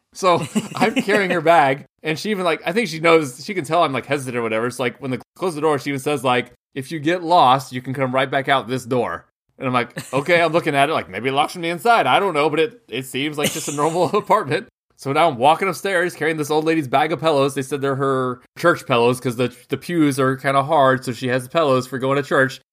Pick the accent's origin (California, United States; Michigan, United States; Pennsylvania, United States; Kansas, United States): Kansas, United States; Kansas, right in the middle